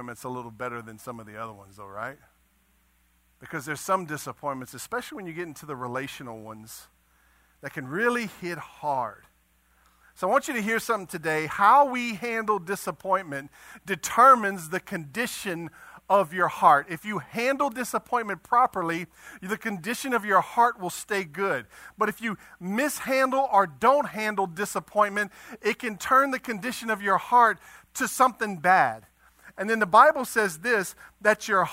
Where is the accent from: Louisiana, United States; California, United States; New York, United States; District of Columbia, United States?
Louisiana, United States; Eunice; I'm from Eunice